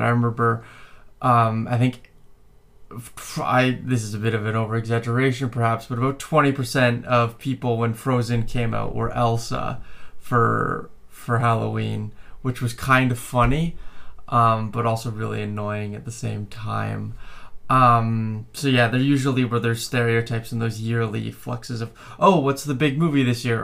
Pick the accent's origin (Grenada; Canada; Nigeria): Canada; I was born and raised in Canada